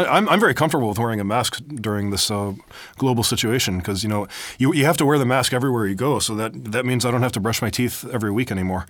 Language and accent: English; United States; moved away as an adult; now in Europe; they say, oh, you learned English so well. And I'm like, thanks, dumbass, I'm Amer